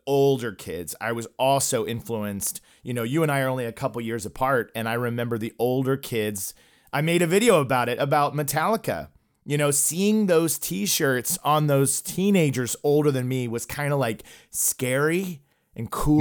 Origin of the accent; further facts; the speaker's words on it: Oklahoma, United States; I grew up in Oklahoma and I came from a religious home